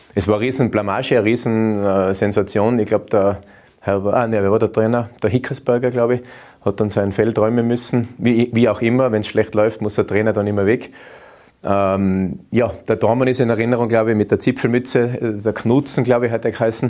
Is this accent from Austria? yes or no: yes; Austria; bei uns in Österreich